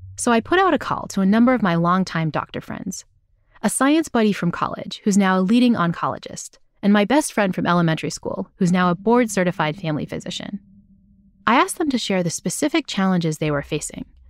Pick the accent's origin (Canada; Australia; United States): United States; New Bedford, Massachusetts; moved away; We went to high school together back in my hometown of New Bedford, Massachusetts